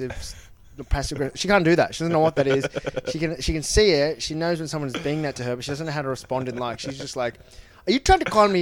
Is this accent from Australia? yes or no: yes; Melbourne, Victoria, Australia; grew up in Burwood in Melbourne.